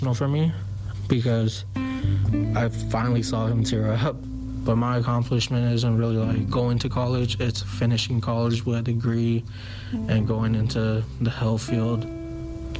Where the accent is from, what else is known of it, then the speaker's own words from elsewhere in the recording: Oakland, California, United States; I was born in Oakland, California. My neighborhood isn't the best.